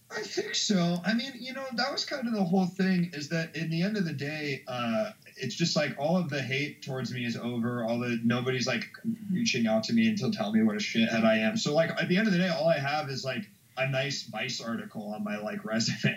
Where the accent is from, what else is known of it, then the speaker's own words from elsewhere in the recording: Washington, District of Columbia, United States; moved away as an adult; now in Chicago, United States; I grew up in Washington D.C. originally. I've been in Chicago for like four years.